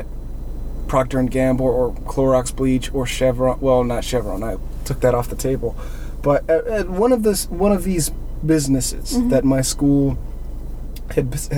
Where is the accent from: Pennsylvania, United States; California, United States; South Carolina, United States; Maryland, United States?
California, United States; Pasadena; it was 626. I'm from Pasadena.